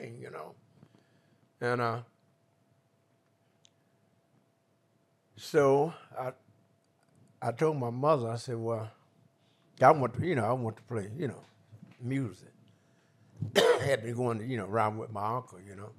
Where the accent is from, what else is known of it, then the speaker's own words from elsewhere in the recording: Mississippi, United States; moved away; also born or lived in Chicago; I was born in Mississippi